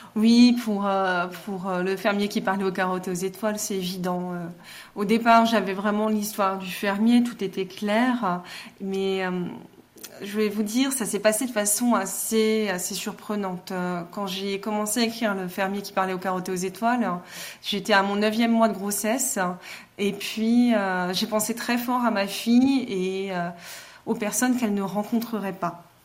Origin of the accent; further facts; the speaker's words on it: Mulhouse, Grand Est, France; je suis née à Mulhouse, euh, je suis une Alsacienne.